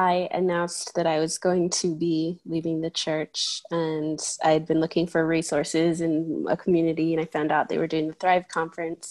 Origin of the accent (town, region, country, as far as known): Ephraim, Utah, United States; born or raised there; also born or lived in Georgia